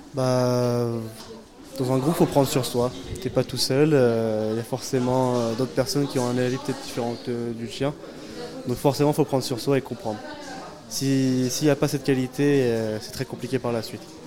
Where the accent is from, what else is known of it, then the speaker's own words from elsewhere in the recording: Louviers, Normandy, France; je suis de Louvier, moi.